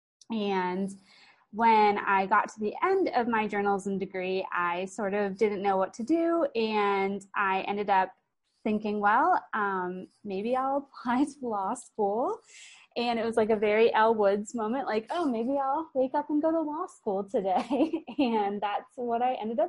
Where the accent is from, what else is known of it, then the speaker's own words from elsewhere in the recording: Sarasota, Florida, United States; also born or lived in St. Louis, Missouri / Gainesville, Florida; I am from Sarasota, Florida. I was actually born in St. Louis, but my parents moved to Sarasota when I was 6 months old.